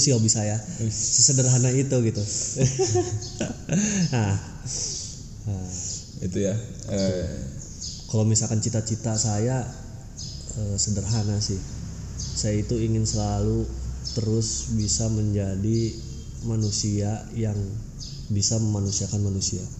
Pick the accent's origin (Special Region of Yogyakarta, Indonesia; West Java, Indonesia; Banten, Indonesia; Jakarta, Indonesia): Banten, Indonesia; also born or lived in Garut; sebenarnya kalau lahir saya itu di Garut. Lahir di Garut dan pada saat itu kebetulan juga orang tua bertugas atau dapat tugas di Banten.